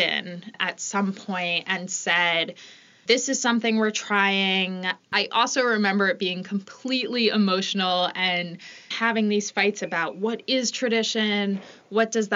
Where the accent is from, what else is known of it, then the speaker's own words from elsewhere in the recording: New York, United States; also born or lived in Boston; now in Philadelphia, United States; I'm originally from New York and currently living in Philadelphia